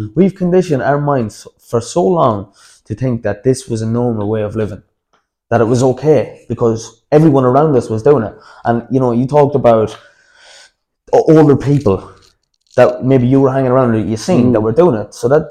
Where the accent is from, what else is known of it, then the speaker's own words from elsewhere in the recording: Dublin, Leinster, Ireland; especially, you know, growing up in Dublin, I say that wasn't easy either.